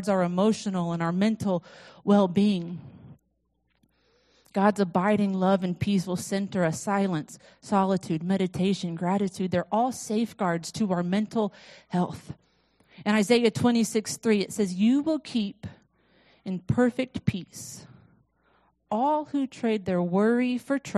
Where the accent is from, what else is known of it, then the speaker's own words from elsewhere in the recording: Florida, United States; I'm from Florida